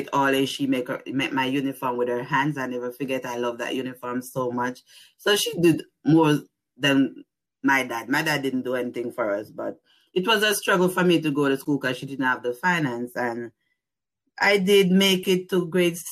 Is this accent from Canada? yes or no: no; Banana Ground, Clarendon, Jamaica; moved away as an adult; also born or lived in New Jersey; now in Pittsburgh, United States; I'm from Jamaica. I born and grew in the place called Banana Ground, Clarendon.